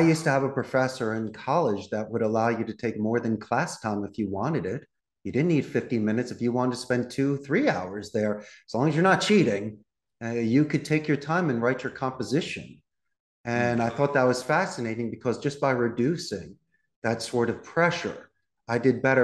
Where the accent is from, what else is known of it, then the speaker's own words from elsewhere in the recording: Philadelphia, Pennsylvania, United States; moved away as an adult; now in Costa Rica; I'm originally from Philadelphia